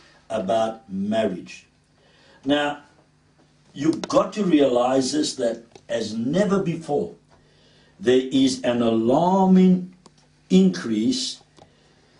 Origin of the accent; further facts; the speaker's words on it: Cape Town, Western Cape, South Africa; accent: Cape Townian; my Cape Townian accent comes out sometimes